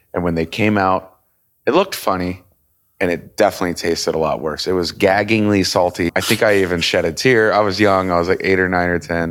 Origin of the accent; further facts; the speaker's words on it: Kansas City, Missouri, United States; moved away as an adult; also born or lived in Denver / Italy / Chicago; now in Miami, United States; I'm originally born and raised in Kansas City. So I w, lived there until I was about eighteen